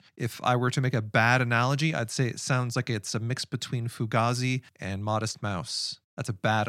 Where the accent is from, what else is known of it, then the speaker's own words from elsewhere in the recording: Washington, United States; I'm from the Washington State Zone, and I am going to tell you my top three albums of 2023.